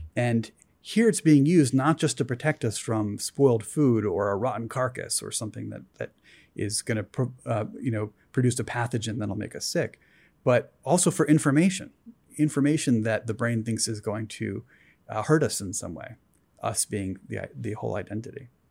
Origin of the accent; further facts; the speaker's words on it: East Coast, United States; moved away; I grew up on the East Coast. I came out here.